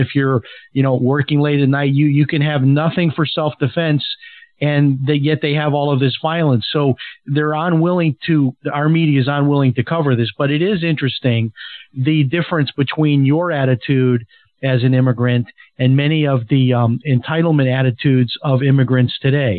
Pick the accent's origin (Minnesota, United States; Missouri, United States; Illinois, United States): Illinois, United States; Chicago; now in Florida, United States; like I'm from Chicago, but I've lived in Florida for many years now.